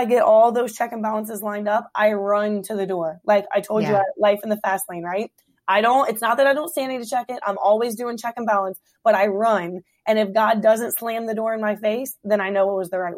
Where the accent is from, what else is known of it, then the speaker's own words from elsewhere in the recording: Hampton, Virginia, United States; moved away as an adult; now in Woodbridge, United States; I was born and raised in Hampton Roads.